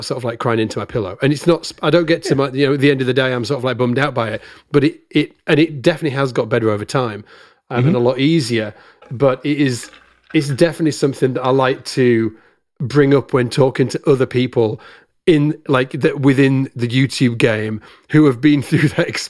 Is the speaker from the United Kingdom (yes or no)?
yes; United Kingdom; just before I was sitting in my kitchen, being very British, eating sausages with ketchup.